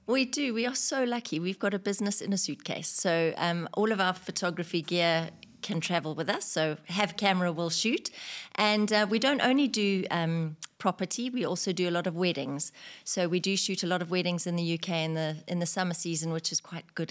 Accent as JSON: {"language": "English", "town": "Victoria Falls", "region": "Matabeleland North", "country": "Zimbabwe", "tie": "born or raised there", "also_born_or_lived": "United Kingdom", "moved": "as an adult", "lives_now": "United Arab Emirates", "said": "I was in the travelin' tourism industry in my hometown in Victoria Falls in Zimbabwe"}